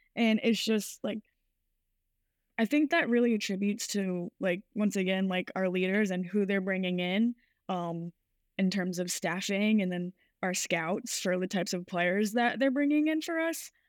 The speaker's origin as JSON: {"language": "English", "region": "Rhode Island", "country": "United States", "tie": "born or raised there", "said": "my whole life I grew up in Rhode Island, so the Boston area"}